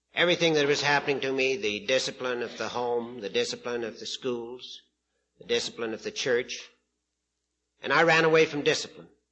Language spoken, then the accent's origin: English; Prince Albert, Saskatchewan, Canada; I'm from Prince Albert, Saskatchewan, Canada